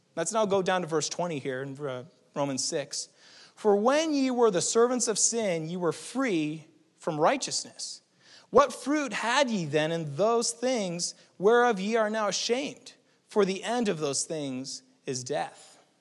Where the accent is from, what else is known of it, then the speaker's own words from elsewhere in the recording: New England, United States; moved away; also born or lived in California; we're from New England